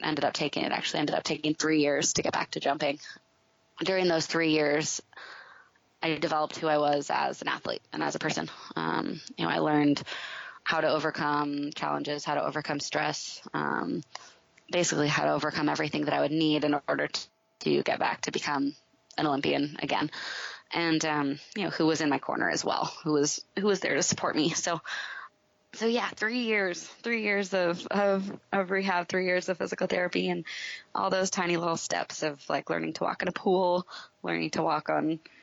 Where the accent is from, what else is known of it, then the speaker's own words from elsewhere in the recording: Park City, Utah, United States; my hometown in Park City